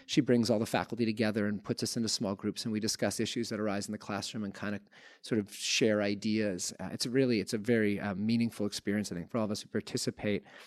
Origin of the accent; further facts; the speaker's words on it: Canada; I grew up in Canada in nineteen nineties